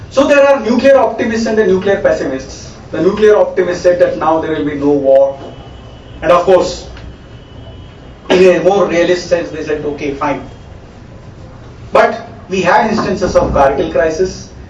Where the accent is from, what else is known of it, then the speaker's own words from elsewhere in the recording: Karnataka, India; now in Delhi, India; my hometown in Karnataka